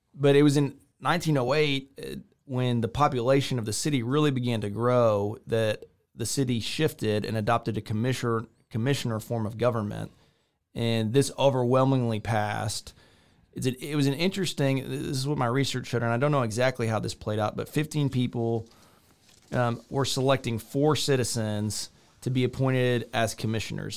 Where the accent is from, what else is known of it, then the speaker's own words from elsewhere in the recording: a small town outside of Victoria, Texas, United States; moved away as an adult; now in Waco, United States; I grew up in a small town outside of Victoria, Texas.